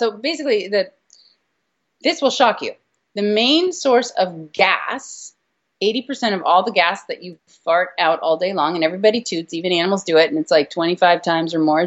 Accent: California, United States; I'm from California, so we're like guacamole freaks.

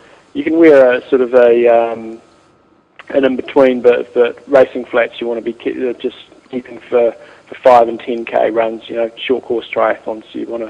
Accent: North Carolina, United States; I'm from North Carolina in the United States.

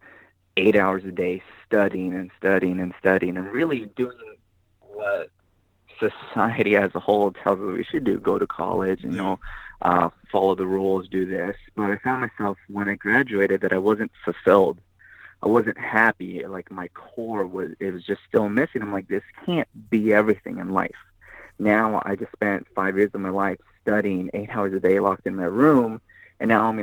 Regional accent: Pico Rivera, California, United States; I grew up in Pico Rivera, California

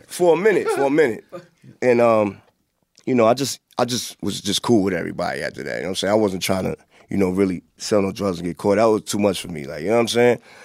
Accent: Hempstead, New York, United States; also born or lived in Queensbridge, New York; growing up in Hampstead

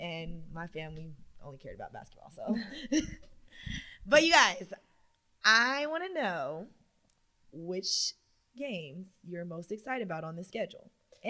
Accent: Los Angeles, California, United States; I'm from Los Angeles

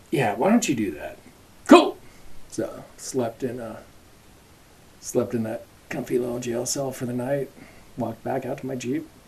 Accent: Anchorage, Alaska, United States; moved away as an adult; also born or lived in Wisconsin / Lake Tahoe, California / Northern California; Born in Anchorage, lived there until I was 18. Week after high school, moved to Wisconsin for college. Was there for seven years.

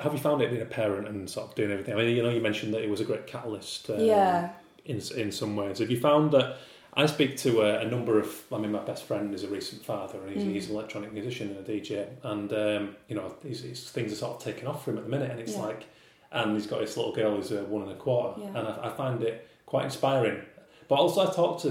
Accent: outside of Leeds, Yorkshire and the Humber, United Kingdom; moved away as an adult; also born or lived in Manchester; now in London, United Kingdom; I'm a northern lad, and I lived in Manchester for 5 years, and I grew up outside of Leeds

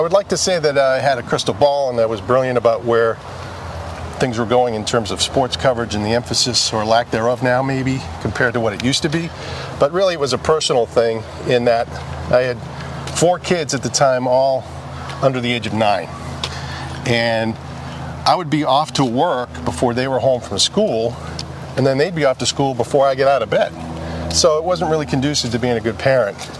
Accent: Boston, Massachusetts, United States; growing up in Boston

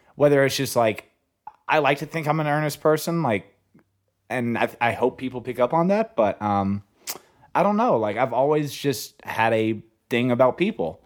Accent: Hope, Arkansas, United States; moved away as an adult; now in Los Angeles, United States; I'm from a small town called Hope

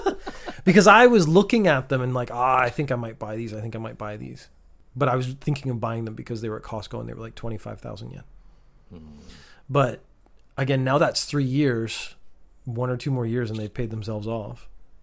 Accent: Canada; I'm Canadian.

